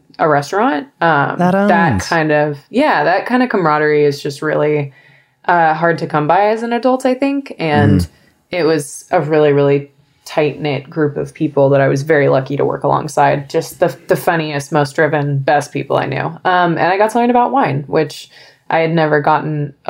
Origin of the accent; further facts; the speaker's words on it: San Clemente, California, United States; moved away as an adult; now in Los Angeles, United States; I'm from San Clemente. So I was managing a restaurant in my hometown